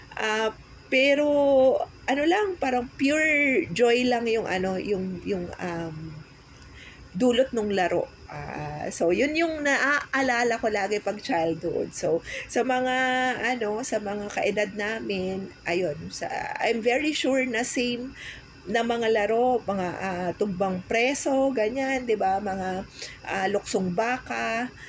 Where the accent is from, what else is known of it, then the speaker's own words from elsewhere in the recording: Calabarzon, Philippines; taga Cavite kami